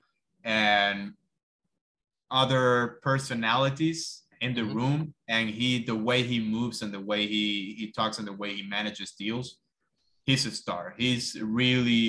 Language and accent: English; Cuba; moved away as an adult; now in United States; I moved to the States from Cuba when I was 19. I moved by myself.